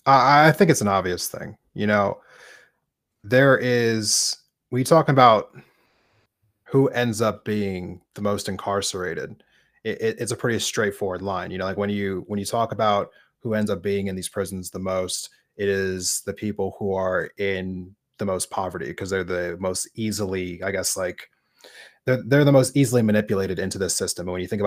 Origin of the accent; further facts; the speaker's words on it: East Coast, United States; I saw this quite a bit growing up in the East Coast.